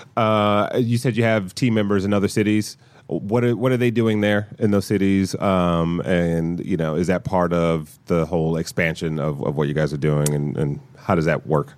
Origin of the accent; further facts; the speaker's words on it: Detroit, Michigan, United States; I'm from Detroit